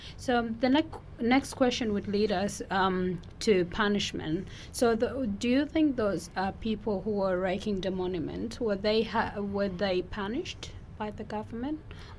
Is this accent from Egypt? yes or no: yes; Egypt; because I'm coming from Egypt myself